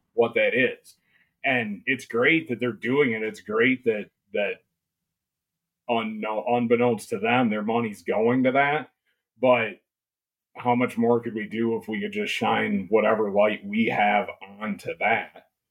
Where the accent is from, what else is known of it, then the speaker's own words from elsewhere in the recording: Ludington, Michigan, United States; also born or lived in Mecosta County, Michigan / Ann Arbor, Michigan; I grew up in Ludington